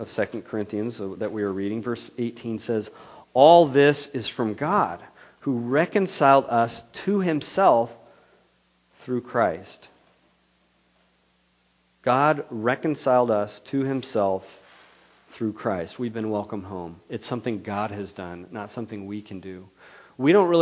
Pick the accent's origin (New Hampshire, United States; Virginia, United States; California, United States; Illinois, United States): California, United States; Ripon; my hometown of Ripon, which is an hour south down Highway 99